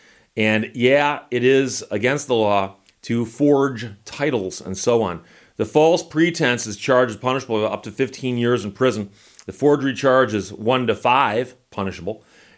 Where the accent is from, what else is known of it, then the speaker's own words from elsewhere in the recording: Birmingham, Michigan, United States; Oakland County, of course, is the county where I grew up in Birmingham, Michigan.